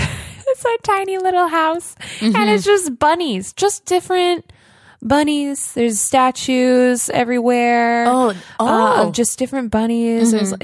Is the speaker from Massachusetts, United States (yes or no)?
no; Redlands, California, United States; now in Los Angeles, United States; I grew up in Redlands, California, 909. Gotta rep it. That's like an hour and a half away from here.